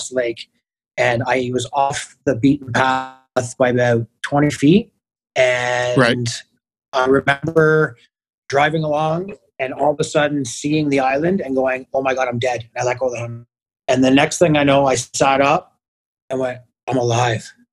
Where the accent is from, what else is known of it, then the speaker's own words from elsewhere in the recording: Kingston, Ontario, Canada; Born and raised in Kingston, and obviously stayed here to become a firefighter